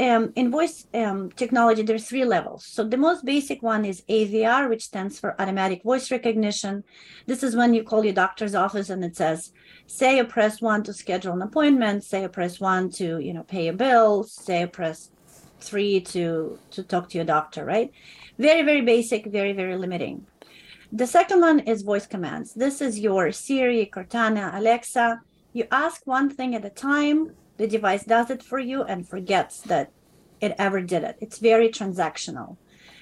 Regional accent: California, United States; as Californian

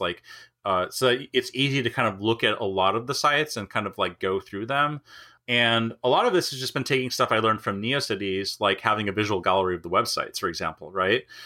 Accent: Minnesota, United States; moved away; I grew up in Minnesota.

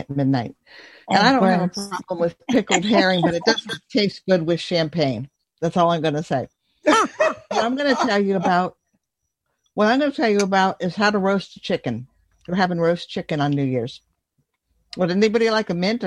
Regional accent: Bethesda, Maryland, United States; I was born in Bethesda, Maryland at the Suburban Hospital

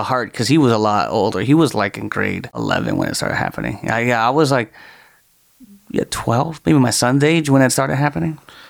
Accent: Toronto, Ontario, Canada; Toronto, man.

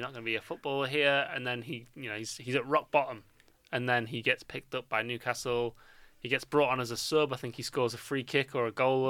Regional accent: India; I love being Indian.

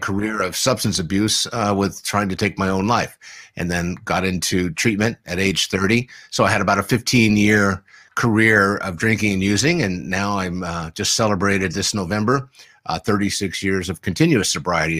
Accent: San Diego, California, United States; I grew up here in San Diego

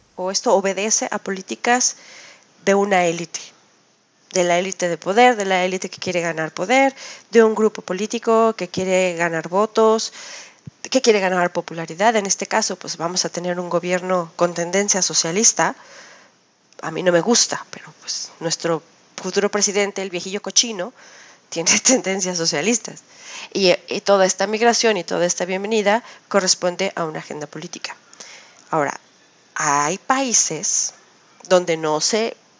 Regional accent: Mexico; now in Switzerland; En México somos los mexicanos los que trabajamos en las áreas de limpieza

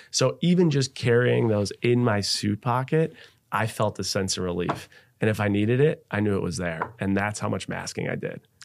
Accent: Buffalo, New York, United States; moved away as an adult; also born or lived in Seattle; I was born and raised in Buffalo, New York

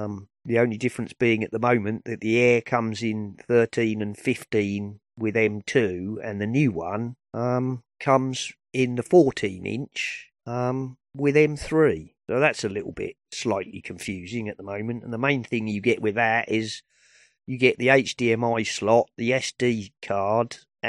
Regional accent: United Kingdom; And I'm British.

